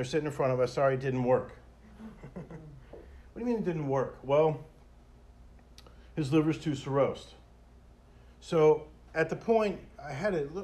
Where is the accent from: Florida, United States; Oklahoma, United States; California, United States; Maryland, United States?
Florida, United States; Hollywood; I grew up in Hollywood